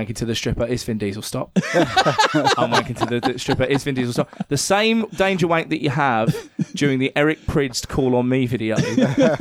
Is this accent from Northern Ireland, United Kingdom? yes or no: no; Cliffe, South East England, United Kingdom; my hometown, like where I grew up, there are a load of like old war bunkers. Because there was a fort in Cliff called Cliff Fort